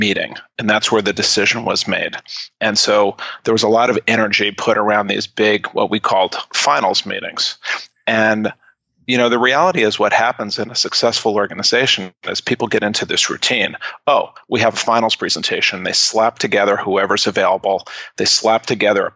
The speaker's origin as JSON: {"language": "English", "town": "New York City", "region": "New York", "country": "United States", "tie": "born or raised there", "said": "I grew up in New York City, and I was a childhood actor"}